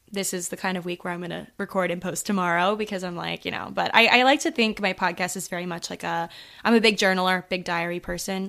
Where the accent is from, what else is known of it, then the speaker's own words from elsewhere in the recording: Maryland, United States; moved away as an adult; now in New York City, United States; I'm currently in Maryland, so yeah, home, home